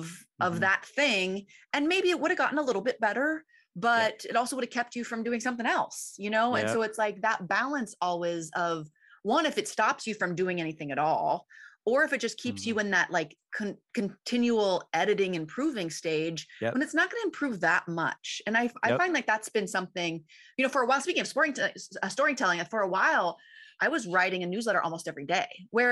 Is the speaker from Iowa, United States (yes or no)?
yes; Ames, Iowa, United States; moved away; You're in my old hometown. Well, right outside.